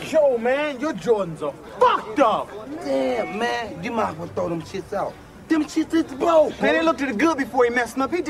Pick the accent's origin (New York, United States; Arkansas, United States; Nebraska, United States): New York, United States; Brooklyn; born there; I was born in Brooklyn.